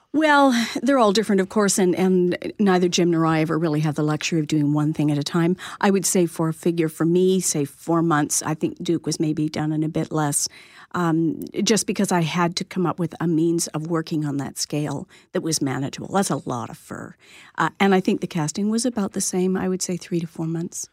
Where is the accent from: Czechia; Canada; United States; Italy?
Canada; Lindsay, Ontario; moved away as an adult; I grew up on a small farm and went to school, a high school in Little Lindsay.